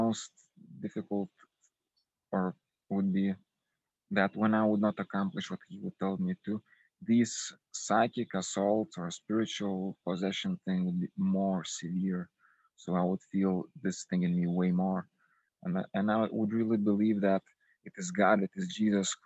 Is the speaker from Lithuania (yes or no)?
yes; Lithuania; I'm from Lithuania